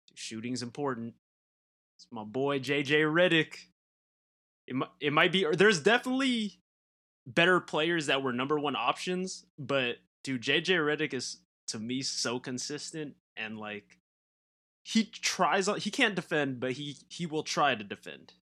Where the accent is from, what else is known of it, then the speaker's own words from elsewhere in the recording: Southern California, United States; growing up in Southern California